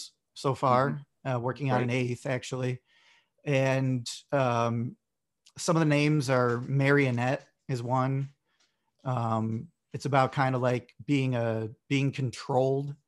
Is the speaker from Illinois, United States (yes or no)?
yes; Bolingbrook, Illinois, United States; I'm from Bolingbrook, Illinois, in the US. And yeah, so just outside of Chicago